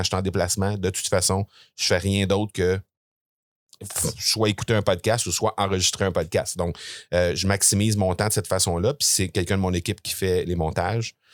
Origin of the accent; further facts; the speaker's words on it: Granby, Quebec, Canada; je suis de Grenby, euh, une petite ville là, située entre euh, Montréal et, Sherbrooke, pour les gens qui sont pas familiers avec ça. Euh, je suis né là, j'ai grandi là